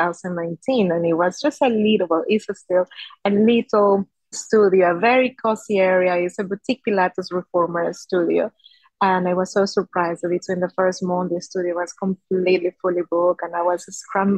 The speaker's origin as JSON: {"language": "English", "country": "Peru", "tie": "born or raised there", "also_born_or_lived": "Spain", "moved": "as an adult", "lives_now": "Singapore", "said": "So I was born in Peru. 35 years ago, I might say. And then I moved to Spain as I was in my early 20s."}